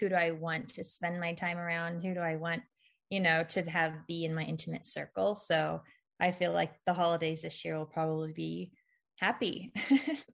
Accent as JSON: {"language": "English", "region": "Missouri", "country": "United States", "tie": "born or raised there", "said": "when we grew up in Missouri, we did go to like our mom's cousin's house"}